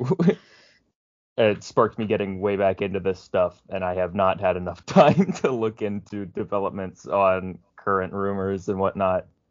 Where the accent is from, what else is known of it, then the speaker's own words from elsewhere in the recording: Prince George's County, Maryland, United States; it's a PG County thing too, which is where I'm from